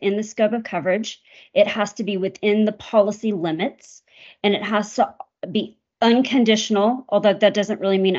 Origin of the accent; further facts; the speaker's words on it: Texas, United States; I was born in Texas, have lived here most of my life.